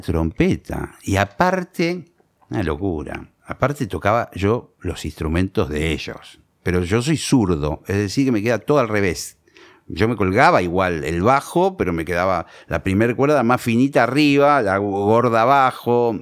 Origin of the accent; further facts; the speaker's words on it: Monte Grande, Buenos Aires Province, Argentina; Yo soy de Montegrande y yo empecé a tocar la guitarra